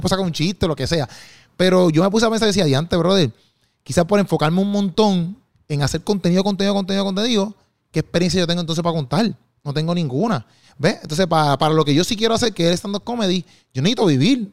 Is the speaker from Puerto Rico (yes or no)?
yes; Bayamón, Puerto Rico; yo soy de, de Juan Sánchez, que eso ahí en Bayamón, ahí. Es un barrio